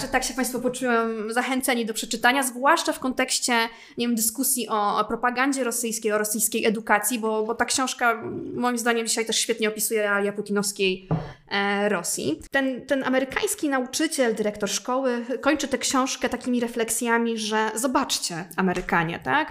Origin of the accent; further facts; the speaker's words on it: Poland; u nas w Polsce